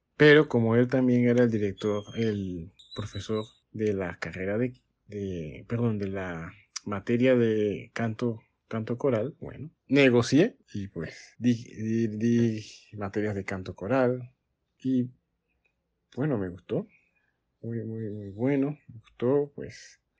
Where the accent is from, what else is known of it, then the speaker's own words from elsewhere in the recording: Colón, Panama; soy panameño, nací en la ciudad atlántica del país, en Colón